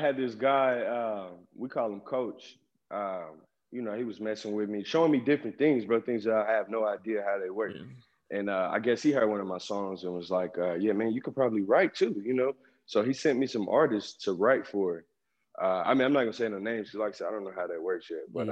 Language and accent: English; Oklahoma City, Oklahoma, United States; also born or lived in Dallas, Texas; I spend my whole life in Oklahoma